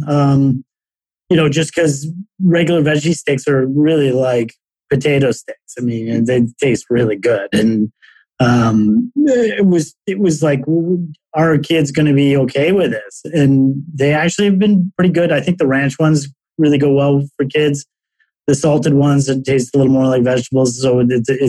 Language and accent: English; Toronto, Ontario, Canada; moved away as an adult; also born or lived in Chicago / New York; I'm originally from Toronto